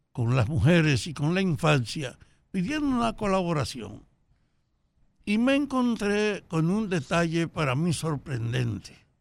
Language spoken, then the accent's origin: Spanish; Salcedo, Hermanas Mirabal, Dominican Republic; solo en Salcedo, en mi pueblo